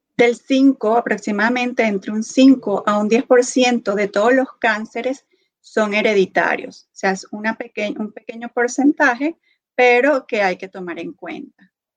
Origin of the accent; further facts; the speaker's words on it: Venezuela; moved away as an adult; now in Kansas, United States; soy venezolana, estudié medicina en Venezuela. tengo pocos años acá en Estados Unidos